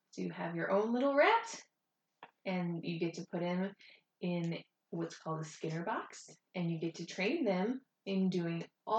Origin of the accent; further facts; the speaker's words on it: New Orleans, Louisiana, United States; born there; also born or lived in Georgia / West Virginia / Virginia; So I was born in New Orleans, and then we started moving around. We moved a lot for my dad's work. After New Orleans, we moved to Georgia, and then West Virginia, and then Virginia, and then